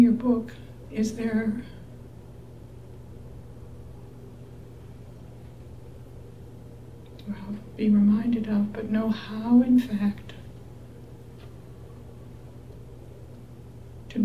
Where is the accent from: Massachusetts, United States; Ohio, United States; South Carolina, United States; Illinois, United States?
Massachusetts, United States; Cambridge; Cambridge Hospital, which is my hometown